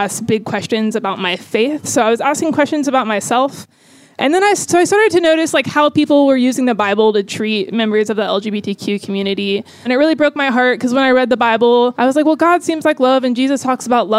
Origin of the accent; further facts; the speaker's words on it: Tallahassee, Florida, United States; I am from Tallahassee, Florida, moving pretty soon to Phoenix, Arizona.